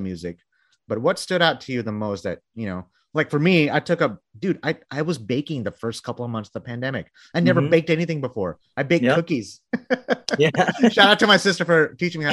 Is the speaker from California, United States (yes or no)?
no; Texas, United States; I'm from Texas